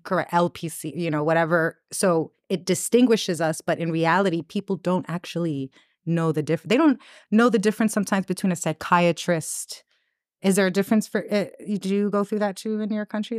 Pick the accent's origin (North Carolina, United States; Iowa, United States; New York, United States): New York, United States; New York City; growing up in New York